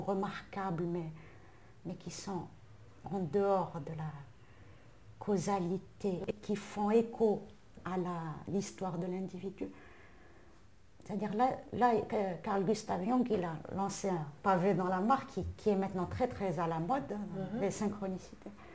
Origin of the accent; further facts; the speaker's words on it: Algeria; en tant qu'Algérienne